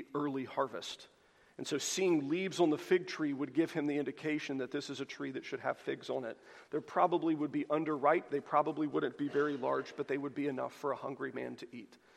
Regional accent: the South, United States; This is the kind of Christianity that as a Southerner, I am so incredibly well-versed

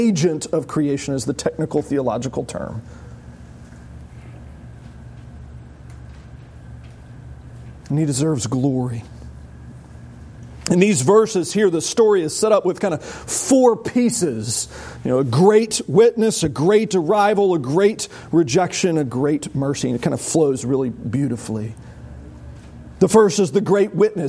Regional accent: United States; as an American

